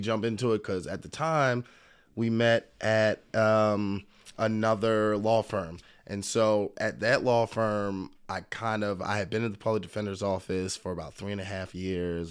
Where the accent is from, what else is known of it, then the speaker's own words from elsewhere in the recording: Philadelphia, Pennsylvania, United States; I was born in Philadelphia, single mom, but a great family.